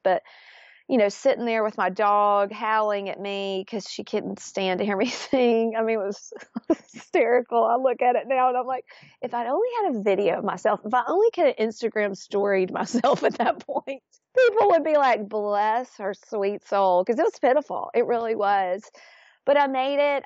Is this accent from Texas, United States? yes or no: no; Florence, Alabama, United States; grew up, born and raised in Florence, Alabama